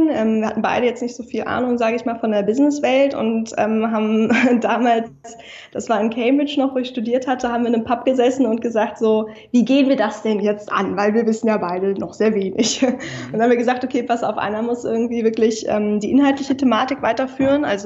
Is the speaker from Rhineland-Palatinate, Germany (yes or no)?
no; Hamburg, Germany; now in Berlin, Germany; Ich bin ähm, 27 Jahre alt. Ich komme aus Hamburg, um einmal kurz die, ja. die Fakten ähm, auf den Tisch zu legen. Ich sitze aber gerade in Berlin.